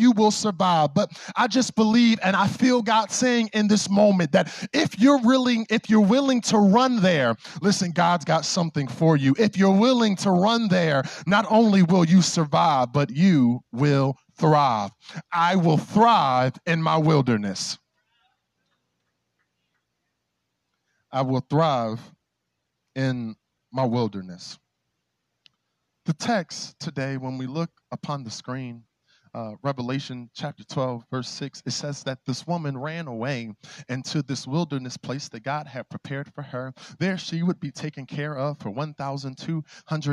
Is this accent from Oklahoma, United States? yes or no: no; Philadelphia, Pennsylvania, United States; growing up in Philly